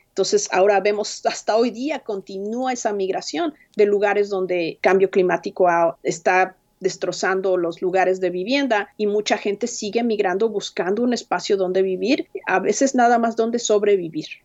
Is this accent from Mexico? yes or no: yes; Mexico City, Mexico; moved away as an adult; also born or lived in Chiapas; now in Washington, United States; nací en la Ciudad de México, crecí en la Ciudad de México